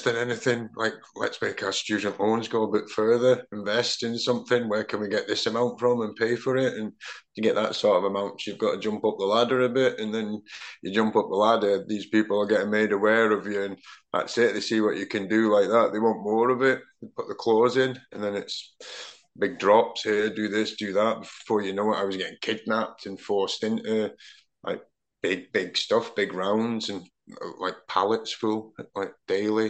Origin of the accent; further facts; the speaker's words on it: Aberdeen, Scotland, United Kingdom; now in Manchester, United Kingdom; growing up in Aberdeen at that time when they dominated pretty much Europe and Scottish football